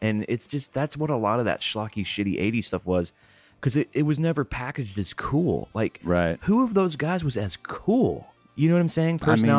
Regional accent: California, United States; how many guys did you even know growing up in California who could play it all?

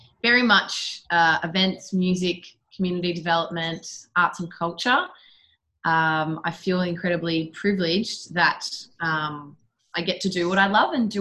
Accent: Shepparton, Victoria, Australia; I started going to Shepparton High School, and then I left home the day after my 15th birthday.

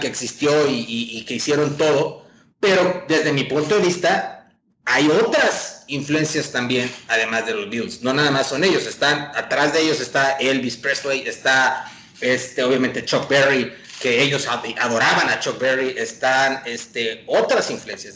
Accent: Tamaulipas, Mexico; moved away; todos aquí somos tamaulipecos, estamos viviendo en diferentes partes, pero todos somos tamaulipecos

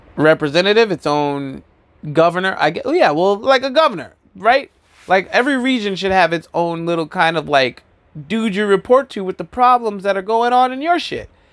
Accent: Albuquerque, New Mexico, United States; now in Brooklyn, United States; I'm from New Mexico.

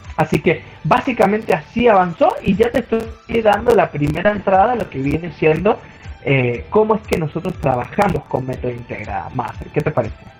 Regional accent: San Juan, Argentina; soy oriundo de San Juan, Argentina

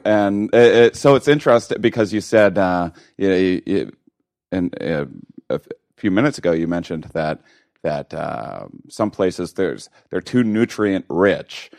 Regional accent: Wisconsin, United States; moved away; I'm from Wisconsin originally, uh, not exactly wine country

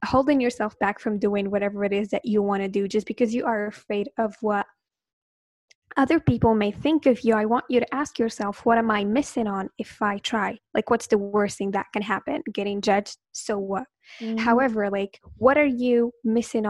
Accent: Morocco; English is a second language; I am from Morocco

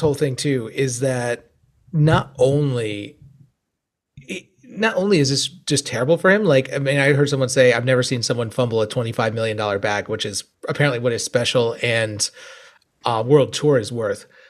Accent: United States

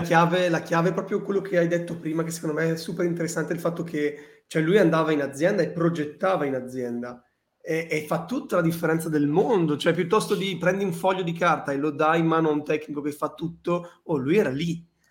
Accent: Bologna, Emilia-Romagna, Italy; io vengo, io vengo da Bologna

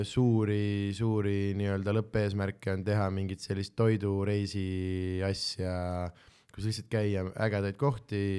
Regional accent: Southern Estonia, Estonia; miks te olete kõik Tallinn nagu täpselt samad inimesed minu kui Lõuna-Eesti inimesi

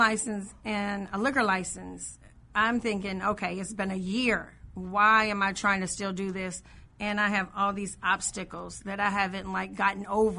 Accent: Illinois, United States; I grew up in Woodlawn.

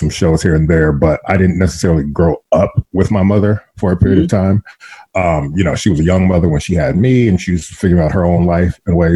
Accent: Los Angeles, California, United States; moved away as an adult; also born or lived in New York; I grew up in Los Angeles.

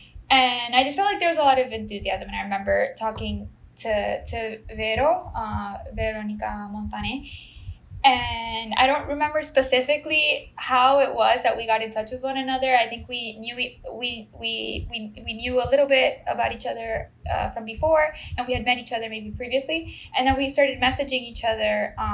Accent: San Juan, Puerto Rico; English is a second language; I'm from San Juan, Puerto Rico.

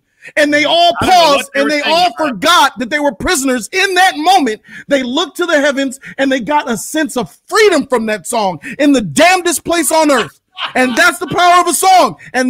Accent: Ireland; Maybe because I'm Irish.

